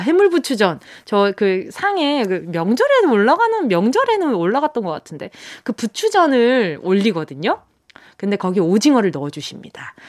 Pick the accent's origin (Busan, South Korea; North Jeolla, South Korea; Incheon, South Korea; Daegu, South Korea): Busan, South Korea; now in Seoul, South Korea; 내 고향은 부산 아이가